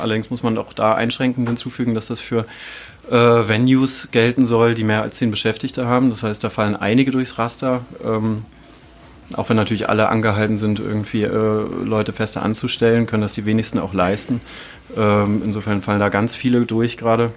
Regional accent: Turin, Piedmont, Italy; now in Dresden, Germany; aus meiner Heimatstadt Turin

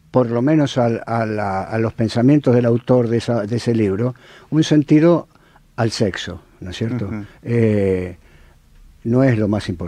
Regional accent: Argentina; Y soy un argentino.

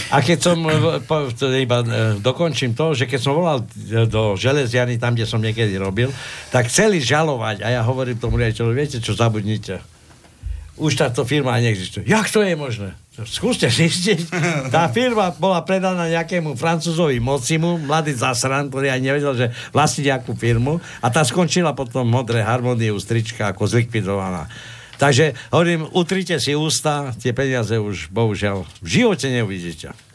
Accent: eastern Slovakia, Slovakia; ja som z východu

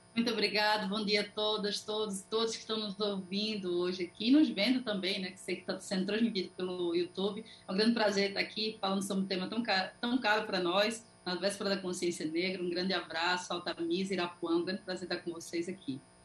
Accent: Pernambuco, Brazil; Eu sou pernambucana

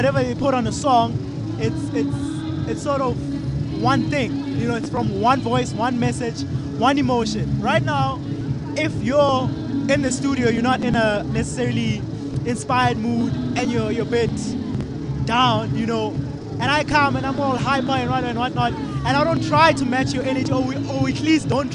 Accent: Tembisa, Gauteng, South Africa; also born or lived in Alexandra / Olifantsfontein; I've moved a lot, but I've spent the bulk of my years in Tembisa surrounding areas

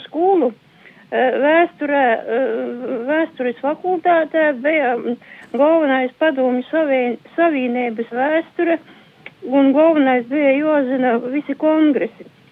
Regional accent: Latvia; also born or lived in Saldus district; es atgriežos te savā dzimtajā pusē pie vecākiem

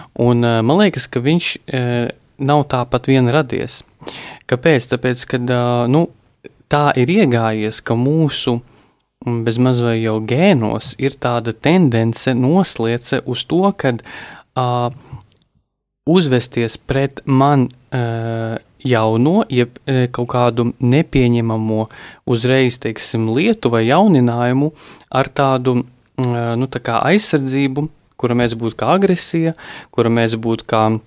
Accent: Latvia; mēs esam latvieši, kuri visu, visu pacieši

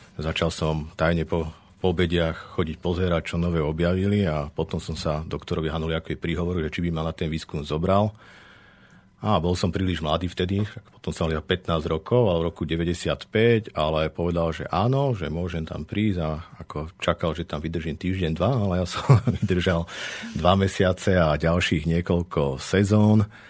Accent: Zvolen, Banská Bystrica Region, Slovakia; som sa práve z Iže vrátil späť do Zvolená a ťažiskovo sa venujem výskumom v našom regióne. Som lokál patriot, mám to tu rád

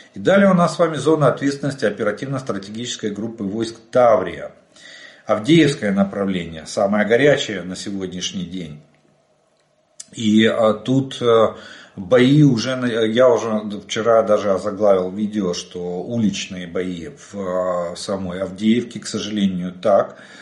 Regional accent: Ukraine; мы из Украины

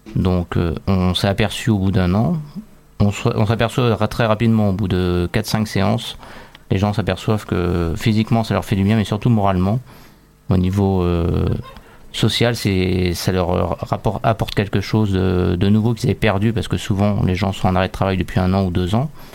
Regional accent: France; chez nous en France

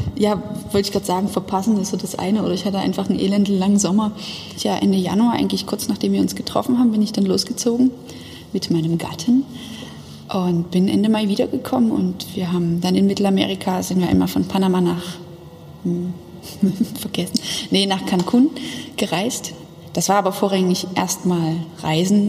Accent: Dresden, Saxony, Germany; Ich bin nicht auf dem Dorf aufgewachsen, aber zumindest am Stadtrand in Dresden.

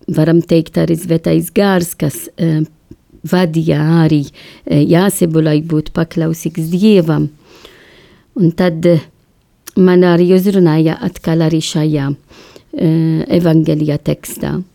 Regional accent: Malta; Latvian is a second language; now in Latvia; es esmu no Maltas salā

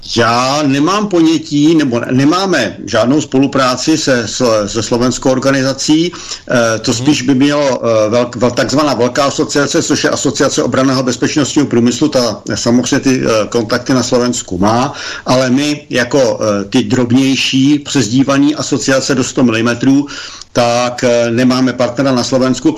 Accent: Czechia; my jako Češi

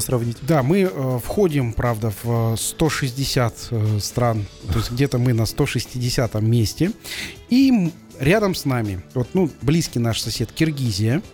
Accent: Kazakhstan

